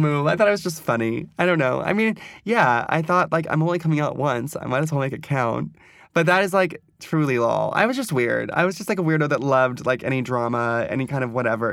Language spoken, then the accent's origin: English; Ventura, California, United States; moved away as an adult; also born or lived in New York; I grew up poor in Ventura.